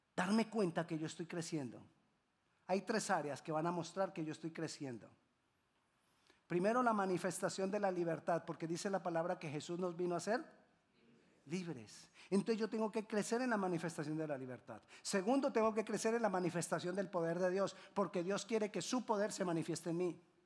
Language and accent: Spanish; Colombia; En Colombia decimos